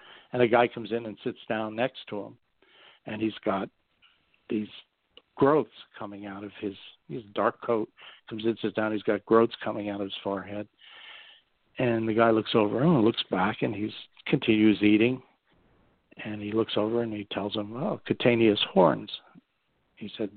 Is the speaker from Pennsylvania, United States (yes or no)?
yes; coal region of Pennsylvania, United States; accent: coal speak; also born or lived in Berks County, Pennsylvania; I'm from the coal region, and if anybody ever met anybody from the coal region of Pennsylvania, they sort of have their unique way of speaking